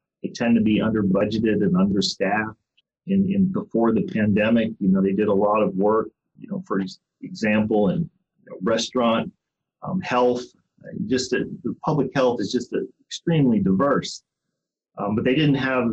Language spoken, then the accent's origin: English; Ohio, United States; moved away as an adult; also born or lived in Ann Arbor, Michigan; now in Houston, United States; I was born in Ohio and went to the University of Cincinnati